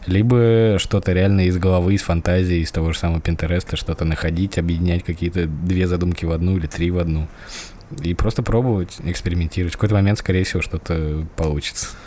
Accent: Moscow, Russia; also born or lived in Kaluga Oblast; Я родился в Москве

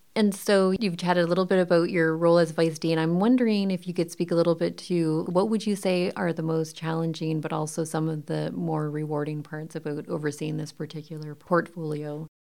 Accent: Windsor, Ontario, Canada; Yeah, I grew up in Windsor.

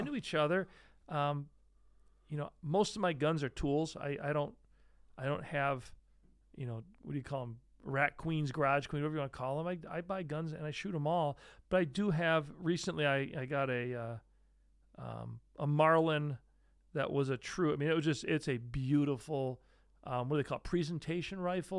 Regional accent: Great Lakes, United States; now in Syracuse area, New York, United States; I grew up right near the Great Lakes.

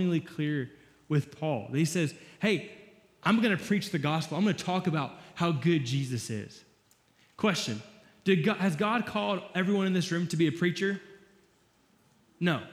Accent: Florida, United States; I'm from Florida

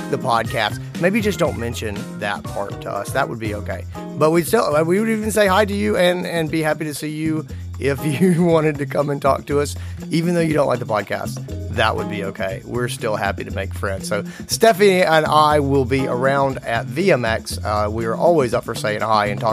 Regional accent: Greenville, South Carolina, United States; here in my hometown, Greenville, South Carolina

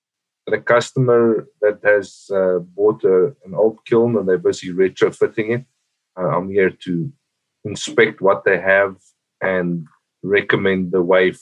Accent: South Africa; moved away as an adult; now in United States; I'm originally from South Africa.

